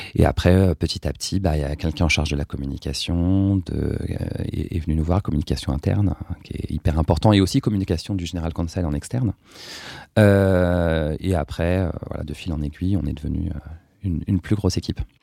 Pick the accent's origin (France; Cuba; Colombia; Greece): France; Brie, Seine-et-Marne, Île-de-France; now in Paris, France; j'ai grandi, j'ai été élevé dans une ferme dans l'abri en Seine-et-Marne